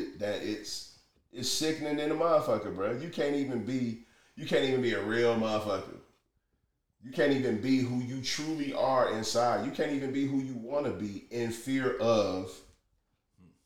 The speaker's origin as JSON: {"language": "English", "country": "United States", "said": "we as American people"}